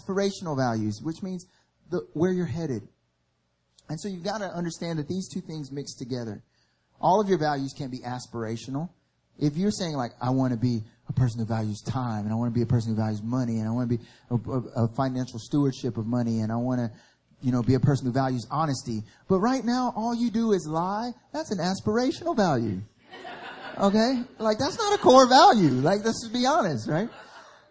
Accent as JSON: {"language": "English", "region": "the South", "country": "United States", "tie": "born or raised there", "moved": "as an adult", "lives_now": "Seoul, South Korea", "said": "I grew up in the South. And in the South, where I grew up"}